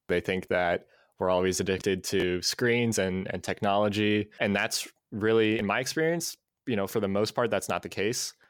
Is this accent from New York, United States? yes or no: no; Ohio, United States; also born or lived in Cleveland, Ohio / Florida; now in Columbus, United States; So I'm from Ohio. I grew up in Cleveland for half of my childhood, spent a year in Florida, and then I've been in Columbus for about seven years now